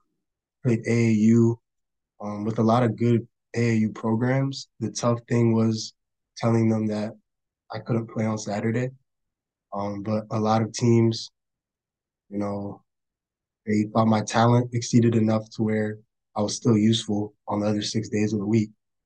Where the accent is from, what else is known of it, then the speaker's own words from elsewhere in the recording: Charlottesville, Virginia, United States; born there; So I was born in Charlottesville, Virginia, UVA Hospital. Go Hoos. I'm the youngest of four siblings.